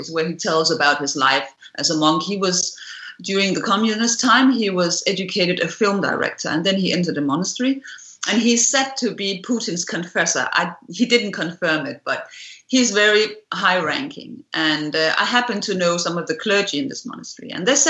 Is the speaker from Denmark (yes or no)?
yes; Denmark; we grew up in the Cold War, and so did I here in Scandinavia